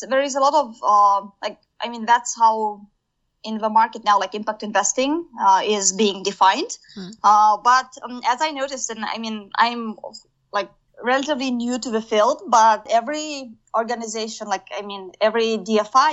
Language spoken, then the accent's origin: English; Kazakhstan; moved away as an adult; I came back to my home country, Kazakhstan